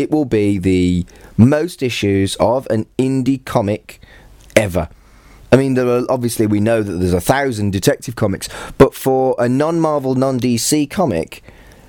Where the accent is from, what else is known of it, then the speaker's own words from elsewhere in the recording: United Kingdom; I'm British and I don't sound anything like the Queen